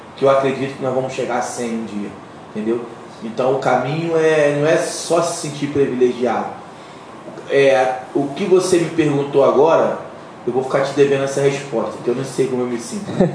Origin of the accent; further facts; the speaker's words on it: Brazil; nós somos brasileiros